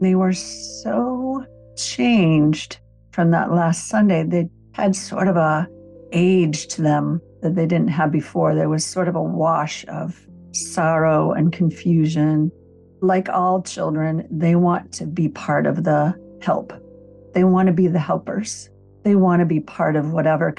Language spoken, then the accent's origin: English; Minnesota, United States; now in Los Angeles, United States; I grew up in Minnesota